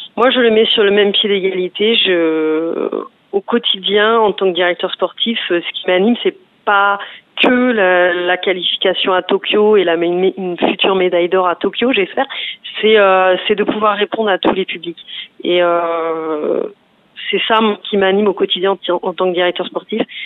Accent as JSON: {"language": "French", "region": "Provence-Alpes-Côte d'Azur", "country": "France", "said": "je viens de la Provence-Alpes-Côte d'Azur"}